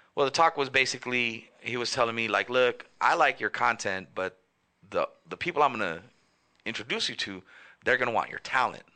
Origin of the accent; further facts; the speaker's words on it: Los Angeles, California, United States; I'm from Northeast LA, the King Island Park.